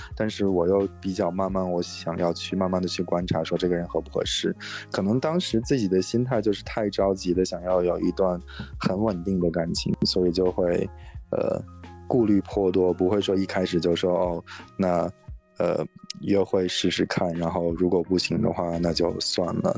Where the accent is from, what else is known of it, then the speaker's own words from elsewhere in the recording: Inner Mongolia, China; moved away as an adult; now in San Francisco Bay Area, United States; 我，我是内蒙古的，然后，但是来这边很久